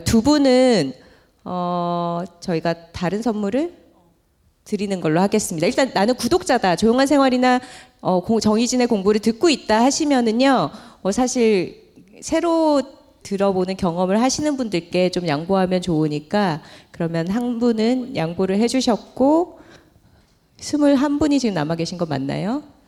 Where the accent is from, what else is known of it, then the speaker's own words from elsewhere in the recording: Gyeongsang, South Korea; accent: Gyeongsang dialect (사투리); 우리 사투리로 애살이 있다